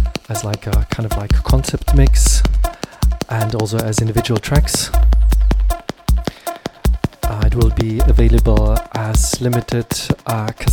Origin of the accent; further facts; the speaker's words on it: Graz, Styria, Austria; my hometown Graz